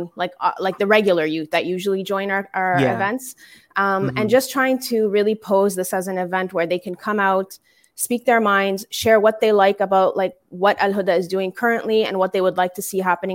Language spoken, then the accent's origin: English; Canada; growing up here in Canada